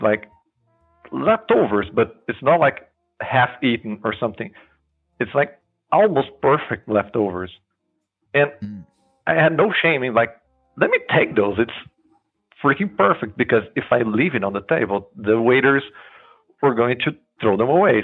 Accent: Brazil; I'm from Brazil

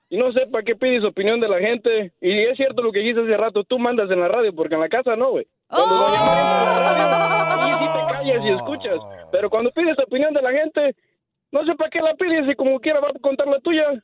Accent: Mexico; Más vergüenza me da decir, decir a mí que soy mexicano

